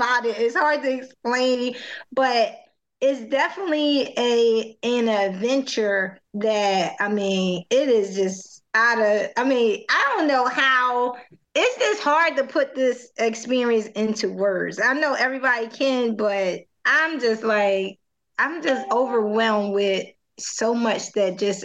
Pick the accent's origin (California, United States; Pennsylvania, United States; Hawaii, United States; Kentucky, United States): Pennsylvania, United States; Philadelphia; we're from Philly